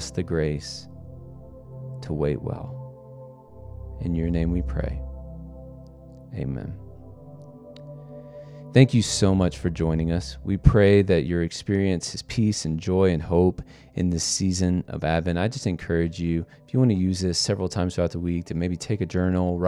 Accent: United States; as an American

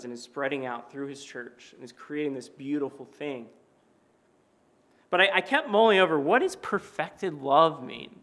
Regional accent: Knoxville, Tennessee, United States; moved away; my hometown of Knoxville, Tennessee

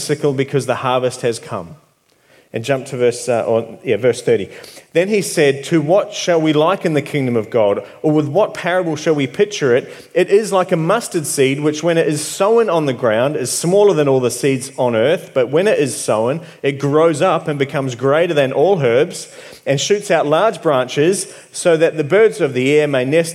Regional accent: New Zealand; moved away; I'm from New Zealand.

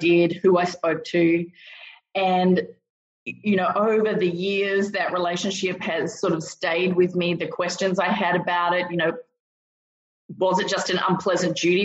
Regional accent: Western Australia, Australia; moved away as an adult; also born or lived in Bangkok, Thailand / Baghdad, Iraq; I'm originally from Australia. I grew up in a variety of extremely small country towns in Western Australia

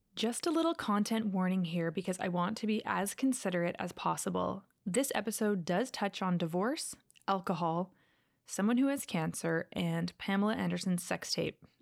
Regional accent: Calgary, Alberta, Canada; also born or lived in Los Angeles; growing up in Calgary, there are quite a few Mormon families in the area I lived

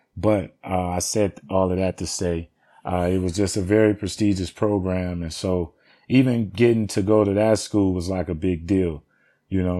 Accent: Los Angeles, California, United States; I originally was born and raised in Watts, California

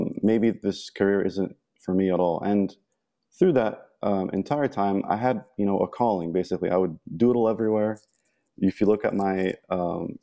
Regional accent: Egypt; moved away; I'm from Egypt. I was born and raised in Egypt.

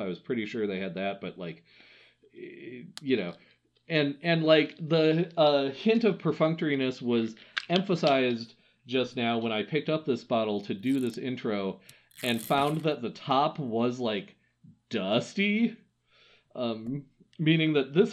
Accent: Wisconsin, United States; a boy who was born and raised in Wisconsin

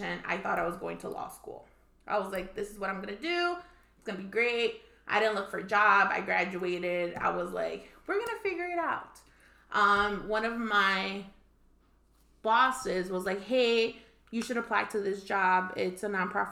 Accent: Chicago, Illinois, United States; also born or lived in Mexico; I was raised here in Chicago, so we came when I was 5, and I kind of grew up here in Chicago.

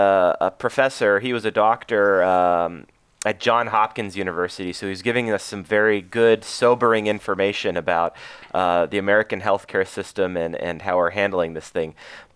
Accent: Canada; now in Los Angeles, United States; you guys are keeping me as Canadian as you can while I'm down here in Los Angeles next to the La Brea Tar Pits.

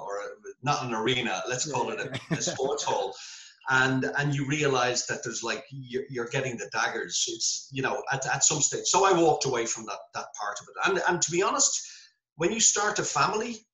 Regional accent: Dublin, Leinster, Ireland; I'm from Temple Hogan

